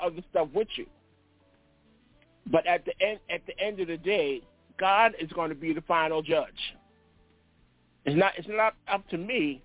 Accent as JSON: {"language": "English", "region": "New York", "country": "United States", "moved": "yes", "said": "I'm from New York"}